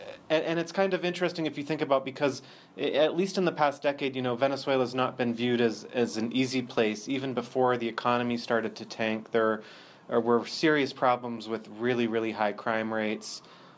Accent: Pennsylvania, United States; Oh, no, I'm from the U.S. I'm from Pennsylvania.

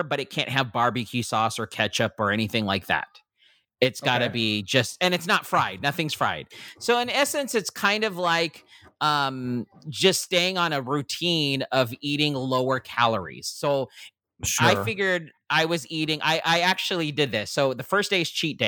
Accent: Philippines; being a Filipino

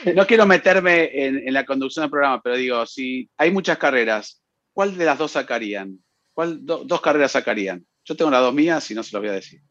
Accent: León, Guanajuato, Mexico; soy de León, Guanajuato

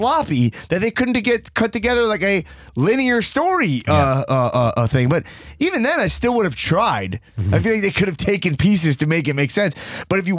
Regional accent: New York, United States; I'm from New York

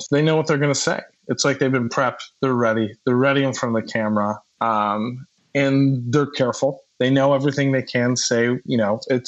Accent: Midwest, United States; as a Midwesterner, like growing up

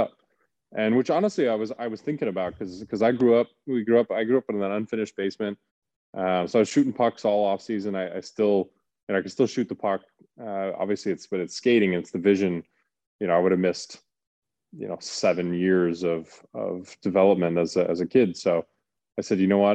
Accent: Calgary, Alberta, Canada; born or raised there; moved away

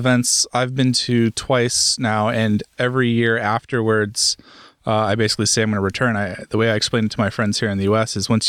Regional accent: United States; As an American

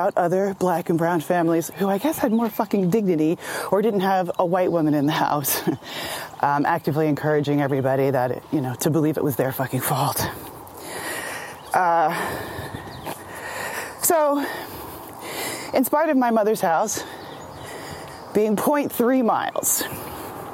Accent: United States; also born or lived in Washington Heights, New York City; when I was 3, my parents moved from Sesame Street to a Klan rally, right? A 90% white suburb. Just outside of New York City

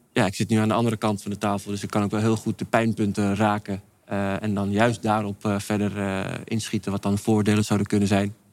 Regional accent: Amsterdam, North Holland, Netherlands; moved away as an adult; also born or lived in Maastricht / France / Venlo; now in Castricum, Netherlands; geboren getogen

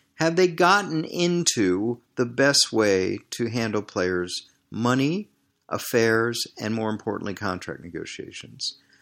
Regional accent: Washington, District of Columbia, United States; moved away as an adult; also born or lived in Barcelona, Spain / Green Bay, Wisconsin; growing up in Washington, D C

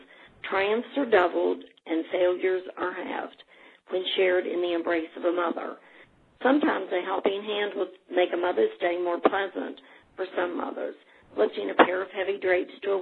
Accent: Putnam County, West Virginia, United States; now in Ohio, United States; born and raised in Putnam County and now residing in Ohio.

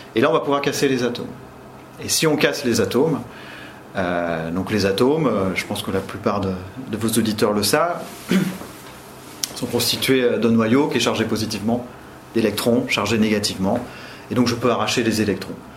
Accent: Limoges, Nouvelle-Aquitaine, France; moved away as an adult; now in Orléans, France; je viens de Limoges, je suis originaire du Limousin, de Limoges, donc j'ai fait euh, le lycée Gay-Lussac

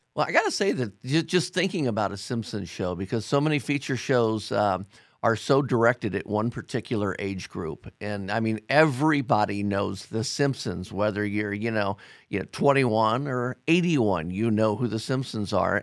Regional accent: Ohio, United States; Ohio, my home state

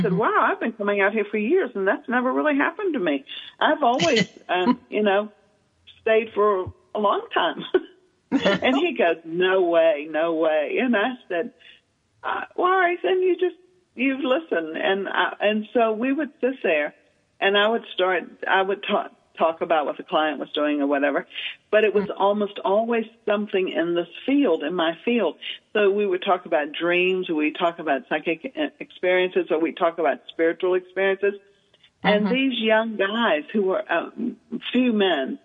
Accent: the South, United States; moved away; also born or lived in Manhattan; growing up in the South

